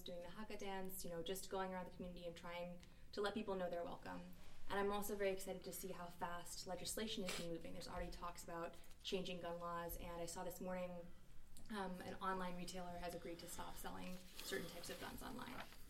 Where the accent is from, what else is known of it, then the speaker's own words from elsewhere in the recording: East Coast, United States; now in San Francisco Bay Area, United States; I'm from the East Coast, so I don't live near my family.